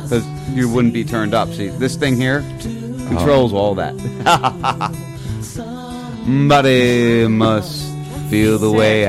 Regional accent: New Jersey, United States; moved away; I grew up in New Jersey, and every year we had a snowstorm

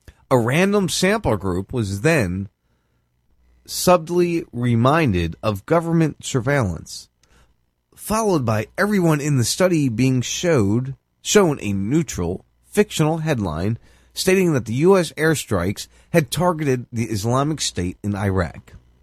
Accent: New Jersey, United States; I'm from Jersey

